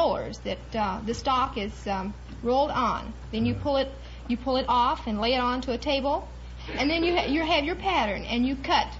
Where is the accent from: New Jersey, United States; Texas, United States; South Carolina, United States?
Texas, United States; Tyler; I'm from Tyler, Texas